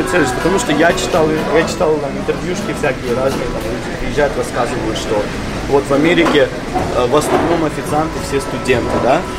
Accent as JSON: {"language": "Russian", "town": "Odesa", "region": "Odesa Oblast", "country": "Ukraine", "tie": "born or raised there", "also_born_or_lived": "Georgia", "moved": "as an adult", "lives_now": "Miami, United States", "said": "я вообще родился в Грузии, я гражданин Грузии, когда-то имел э, украинский ПМЖ. Я в Украине имею косвенное отношение. То есть я там вырос, но я гражданин Грузии."}